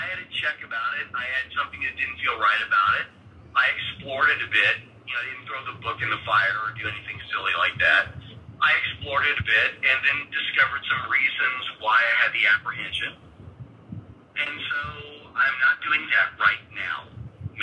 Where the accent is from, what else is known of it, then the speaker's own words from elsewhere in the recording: the Bible Belt, the South, United States; I grew up in the Bible Belt